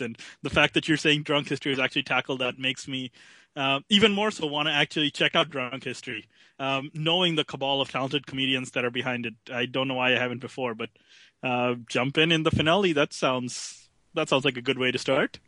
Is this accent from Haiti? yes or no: no; Canada; being a Canadian